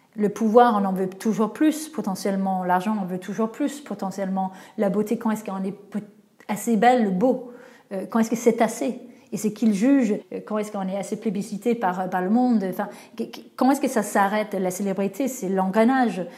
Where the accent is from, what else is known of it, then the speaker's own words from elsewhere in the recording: Denmark; moved away; mon pays d'origine, donc le Danemark